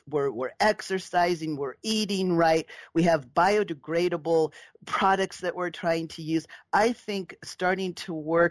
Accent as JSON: {"language": "English", "region": "Southern California", "country": "United States", "tie": "born or raised there", "said": "I was raised in Southern California"}